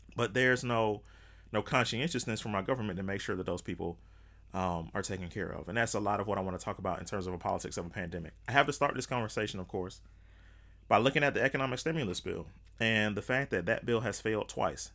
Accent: United States; as an American

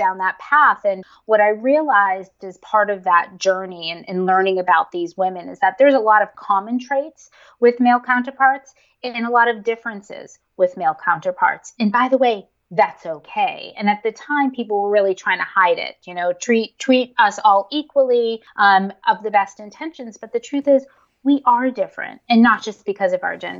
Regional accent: Northeast, United States; I grew up in the Northeast in a pretty conservative family.

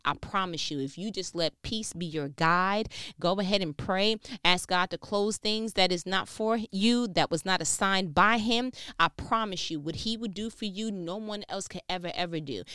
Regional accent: New York, United States; moved away as an adult; now in Georgia, United States; born and raised in New York

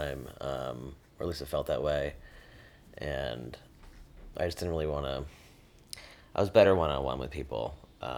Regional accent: Lake Forest, Illinois, United States; also born or lived in Chicago; now in Brooklyn, United States; I was born in Chicago, grew up primarily in Lake Forest, Illinois, which is a suburb about 30 to 40 minutes north of Chicago

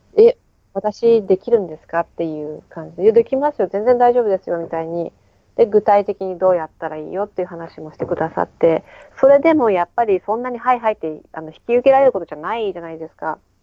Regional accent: Japan; moved away as an adult; now in New Zealand; 日本の実家

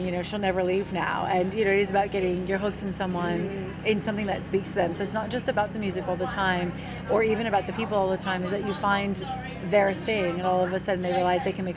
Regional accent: United States; now in Australia; being American

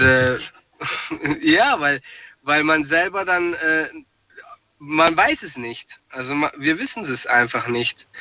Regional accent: Ludwigsburg, Baden-Württemberg, Germany; aus Ludwigsburg

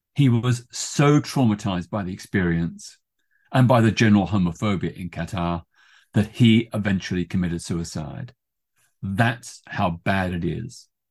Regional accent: Melbourne, Victoria, Australia; also born or lived in Britain; now in United Kingdom; in my hometown of Melbourne, Australia.

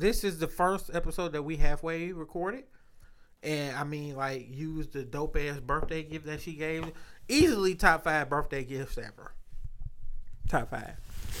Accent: Detroit, Michigan, United States; I am from Detroit.

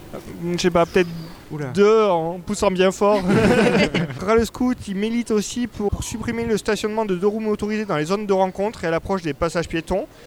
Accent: France; je suis français

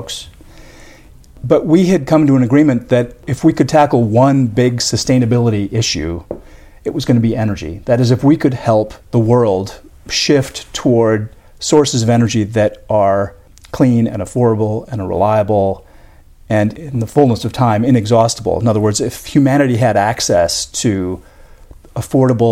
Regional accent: Northfield, Minnesota, United States; Went to Carleton College, which is my hometown

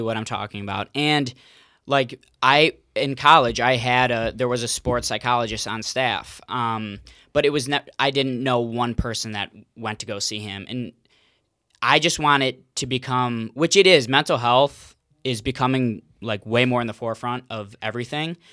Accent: Cleveland, Ohio, United States; also born or lived in Mentor, Ohio / West Virginia; born and raised in Cleveland

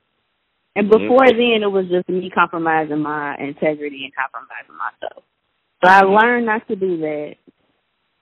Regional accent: Chicago, Illinois, United States; moved away as an adult; now in Mississippi, United States; I'm from Chicago

